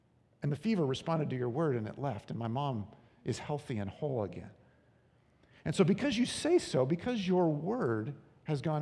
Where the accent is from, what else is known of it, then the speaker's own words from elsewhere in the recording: Long Beach, California, United States; I grew up in Long Beach, California